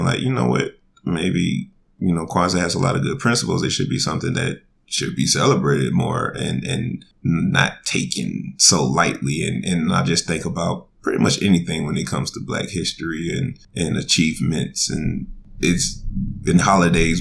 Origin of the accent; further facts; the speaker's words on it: South Carolina, United States; I'm from the South and South Carolina at that.